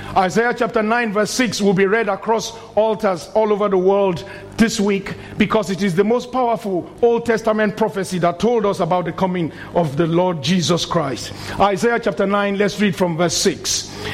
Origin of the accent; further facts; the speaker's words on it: Nigeria; moved away as an adult; in my country, my home country, Nigeria, when I was very young, the first 30 years of my life, all I knew was military rule